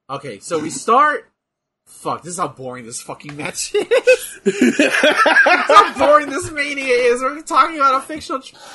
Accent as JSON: {"language": "English", "country": "United States", "said": "We're American."}